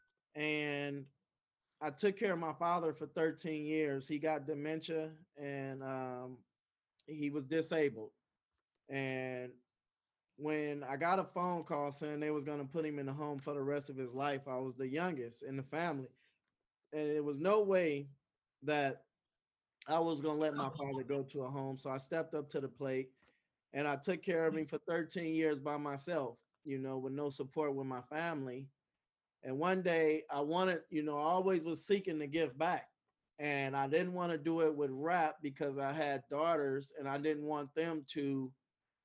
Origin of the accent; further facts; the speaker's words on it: Oakland, California, United States; I grew up in Oakland, California all my life